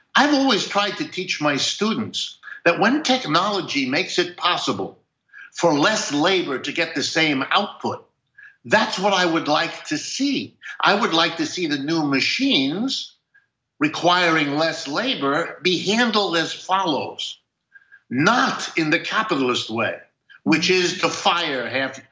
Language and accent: English; Ohio, United States; I was born in Ohio